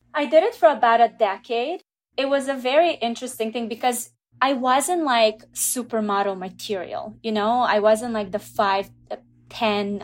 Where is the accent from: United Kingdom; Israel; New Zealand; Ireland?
Israel; moved away as an adult; also born or lived in Russia / Canada; now in United States; I grew up in Israel, so from the age of two until nineteen, I was in Israel